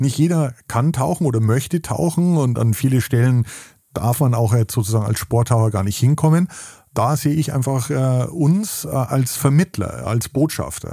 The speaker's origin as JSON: {"language": "German", "area": "Weitsee", "region": "Bavaria", "country": "Germany", "tie": "born or raised there", "moved": "yes", "lives_now": "Baltic Sea coast, Germany", "said": "Ich komme aus den Bergen, äh, wie man vielleicht hört. Ich bin äh, am Weichensee, einem wunderschönen Bergsee, äh, aufgewachsen"}